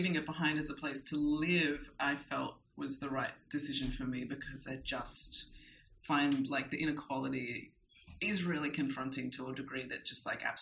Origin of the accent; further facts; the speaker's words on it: Australia; moved away as an adult; also born or lived in New York; now in Mexico; growing up in Australia